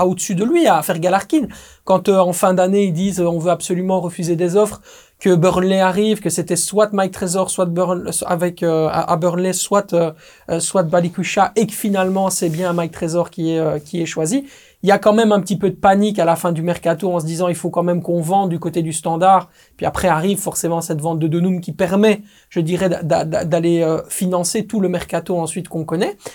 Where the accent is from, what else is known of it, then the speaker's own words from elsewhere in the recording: Belgium; je suis belge